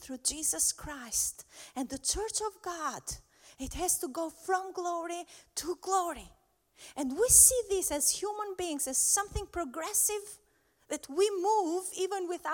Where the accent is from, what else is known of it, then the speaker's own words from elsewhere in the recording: Albania; I'm from Albania